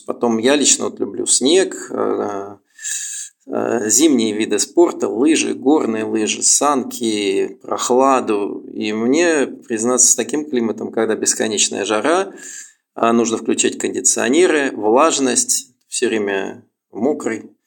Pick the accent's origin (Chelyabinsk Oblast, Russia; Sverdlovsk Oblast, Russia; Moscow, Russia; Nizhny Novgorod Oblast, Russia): Moscow, Russia; moved away as an adult; now in Thailand; я сам москвич, и родился в Москве и, в общем, оттуда и приехал